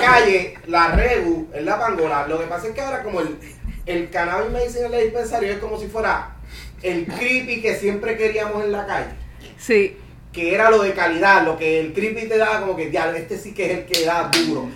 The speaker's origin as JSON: {"language": "Spanish", "town": "Cataño", "country": "Puerto Rico", "tie": "born or raised there", "also_born_or_lived": "Bayamón / Carolina", "said": "Me crié en Cataño vivía en Bayamón, me estudio en Cataño ah. y me mudo a Carolina"}